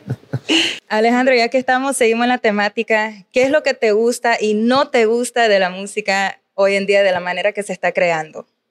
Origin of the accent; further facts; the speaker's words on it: Nicaragua; yo soy nicaragüense